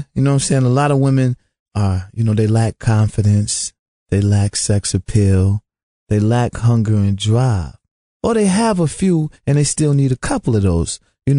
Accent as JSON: {"language": "English", "town": "Rochester", "region": "New York", "country": "United States", "tie": "born or raised there", "also_born_or_lived": "Utica / Buffalo", "said": "I'm from upstate New York. I was born in Utica, New York. raised in Rochester and Buffalo, New York, you know. So, you know, I'm an upstate guy, New York."}